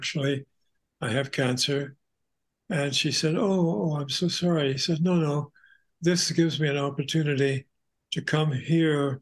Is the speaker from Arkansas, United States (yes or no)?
yes; Arkansas, United States; moved away as an adult; also born or lived in New York; my sister and I grew up in Arkansas.